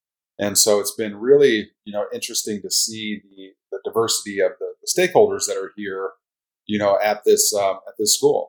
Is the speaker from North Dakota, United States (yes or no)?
yes; Williston, North Dakota, United States; I'm originally from Western North Dakota, Northwestern North Dakota, Williston. It's called the heart of the Bakken. So it was really an agricultural, you know, kind of a small community when I was growing up.